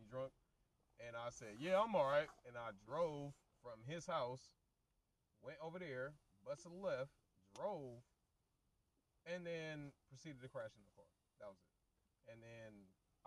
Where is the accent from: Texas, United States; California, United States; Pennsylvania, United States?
California, United States; Walnut Creek; I was born in Walnut Creek.